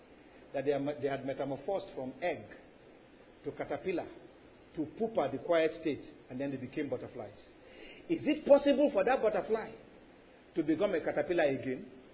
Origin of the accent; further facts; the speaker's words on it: Lagos, Nigeria; When I was growing up in Lagos, we lived in a compound where there were so many, these caterpillars had thorns.